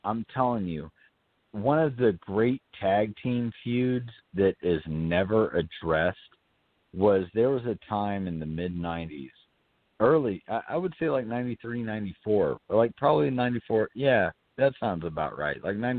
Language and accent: English; Atlanta, Georgia, United States; I grew up in Atlanta.